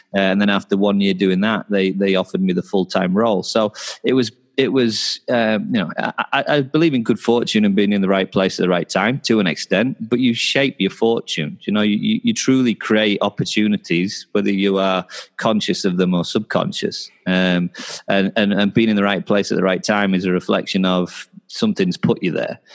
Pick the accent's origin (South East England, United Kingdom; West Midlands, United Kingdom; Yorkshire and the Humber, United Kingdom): Yorkshire and the Humber, United Kingdom; Knaresborough; also born or lived in Newcastle; I'm from a little town called Knaresborough, which is about an hour south of Newcastle. Uh, I went to Newcastle for university, um, so I'm from kind of North Yorkshire area